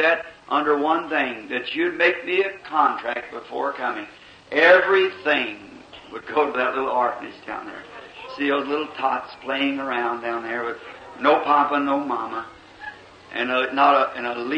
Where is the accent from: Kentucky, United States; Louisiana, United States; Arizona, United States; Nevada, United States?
Kentucky, United States; I born in Kentucky in this half between the north and the south.